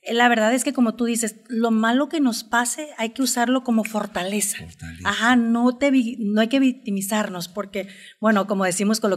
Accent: Nayarit, Mexico; todo, pues es mi tierra, son mis raíces, eh, estoy orgullosa de dónde vengo

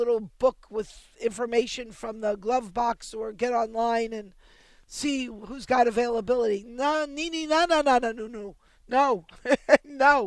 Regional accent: Baltimore, Maryland, United States; I was born in Baltimore

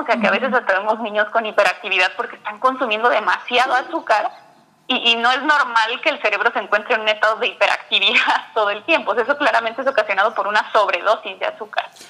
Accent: Mexico City, Mexico; yo soy de la Ciudad de México

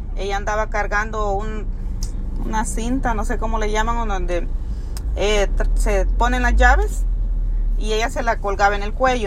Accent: El Salvador; moved away; nosotros somos del Salvador

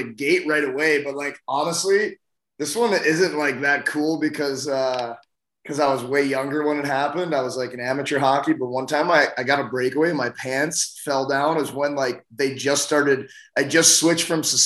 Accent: St. Louis, Missouri, United States; also born or lived in Chicago; Yeah, I grew up in St. Louis. I was actually born in Chicago, but I grew up in St. Louis. My parents moved here when I was 4 years old

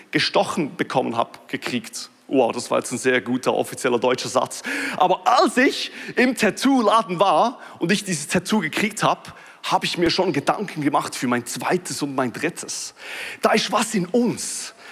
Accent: Switzerland; ich weiß, es ist ein bisschen witzig, dass ich das als Schweizer sage und ich muss sagen, dass ich Schweizer bin, weil man hört es kaum mehr.

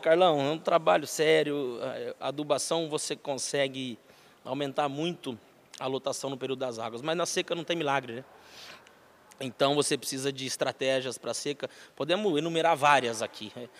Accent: Ourinhos, São Paulo, Brazil; also born or lived in Marília / Piracicaba; Eu sou nascido em Marília, São Paulo. É, meu pai tinha um posto de gasolina em Ourinhos, uhum. na verdade Santa Cruz do Rio Pardo, entre Ourinhos e Santa Cruz, posto cruzadão. E aí, prontamente já fomos morar em Ourinhos, né, eu e minha família, fui criado lá

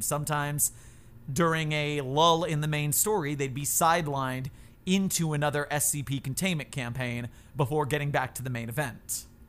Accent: Florida, United States; moved away as an adult; now in San Francisco, United States; I'm from Florida

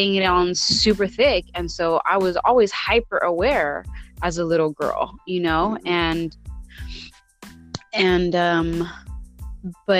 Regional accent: San Francisco, California, United States; growing up in the Mission District in the, you know, in the 80s, 90s

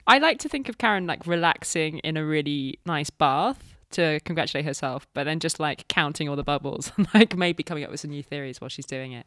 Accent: United Kingdom; Dominic and I are both British

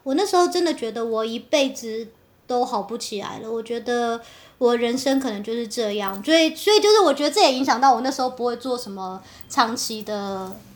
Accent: Taiwan; moved away as an adult; also born or lived in United States; now in Italy; 我不是就是台湾土生土长的 的小孩吗

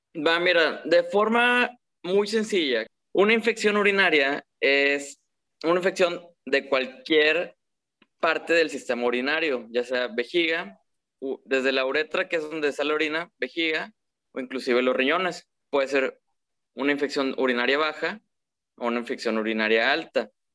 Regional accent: Monterrey, Nuevo León, Mexico; soy de Monterrey, soy egresado de la del Tecnológico

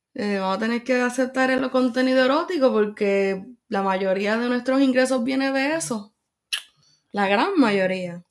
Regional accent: Bayamón, Puerto Rico; yo soy de Bayamón y en Bayamón la gente guía como los vaqueros

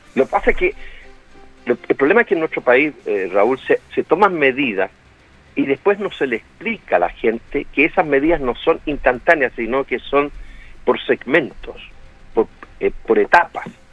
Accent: Santiago, Santiago Metropolitan Region, Chile; yo salí del Instituto Nacional

